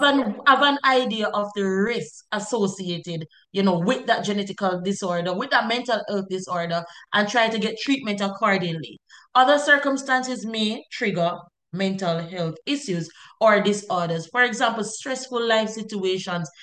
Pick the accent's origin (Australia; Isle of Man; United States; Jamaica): Jamaica; I'm a Jamaican and we're all Jamaicans